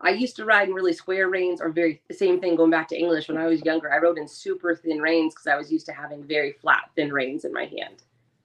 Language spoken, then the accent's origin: English; West Coast, United States; I grew up on the West Coast where you listen to a lot of stuff